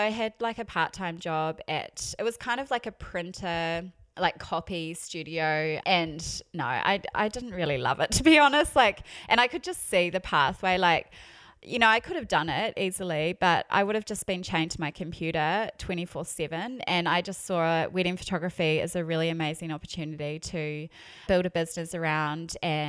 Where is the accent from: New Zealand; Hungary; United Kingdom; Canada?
New Zealand; accent: New Zealand; also born or lived in Melbourne / United States; now in Brisbane, Australia; You can probably tell by my accent, I am a Kiwi. but I haven't lived in New Zealand for like 8 years.